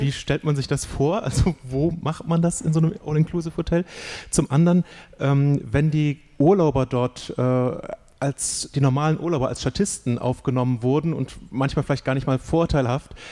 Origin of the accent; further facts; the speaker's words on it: Germany; first language German; also born or lived in United States; Weil Deutsch meine Sprache ist und weil dieses äh, Land mein Land ist